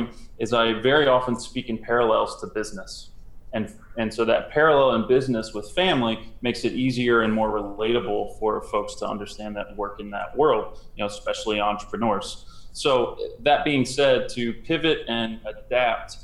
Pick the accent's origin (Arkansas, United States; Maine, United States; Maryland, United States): Maryland, United States; Howard County; a little blue-eyed, brown-haired boy growing up in Howard County, Maryland.